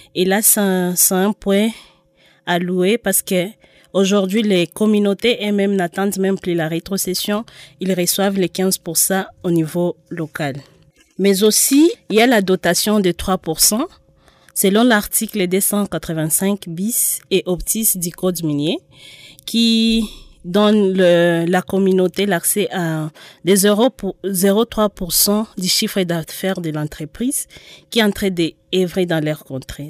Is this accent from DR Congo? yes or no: yes; DR Congo; nous, en tant que Congolais